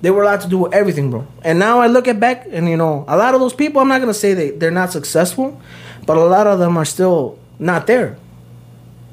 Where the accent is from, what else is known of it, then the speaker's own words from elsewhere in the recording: Streamwood, Illinois, United States; I grew up in Streamwood